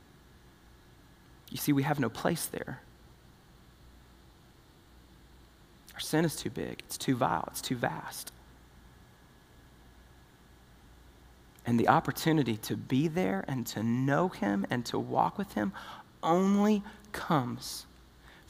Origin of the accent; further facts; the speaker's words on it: the South, United States; we're from the South